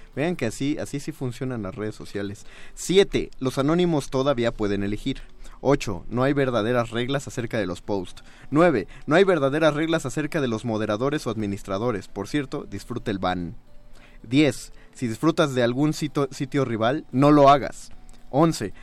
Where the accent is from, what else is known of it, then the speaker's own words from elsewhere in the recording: Mexico; los mexicanos somos excesivamente cálidos